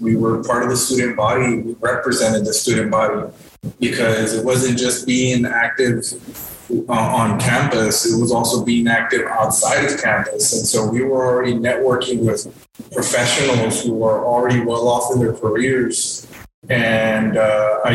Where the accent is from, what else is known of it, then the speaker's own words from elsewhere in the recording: Encauchosa, Texas, United States; I am originally from Encauchosa